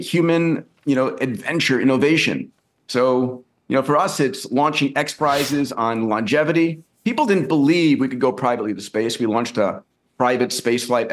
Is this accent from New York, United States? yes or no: yes; New York, United States; when I was a kid growing up in New York